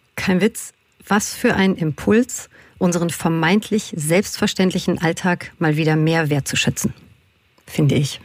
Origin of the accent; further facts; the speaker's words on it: Berlin, Germany; ich bin ja Berlinerin und quasi kann man so sagen, mit einer queeren Community um mich herum aufgewachsen